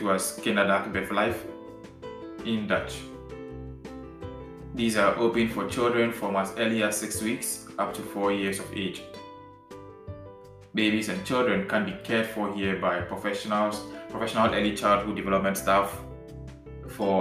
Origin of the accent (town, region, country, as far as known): Ghana; now in Netherlands